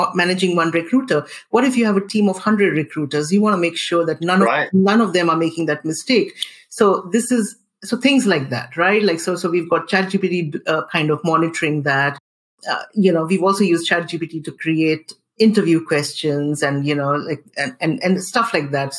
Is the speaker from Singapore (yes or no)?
yes; Singapore; I am a Singaporean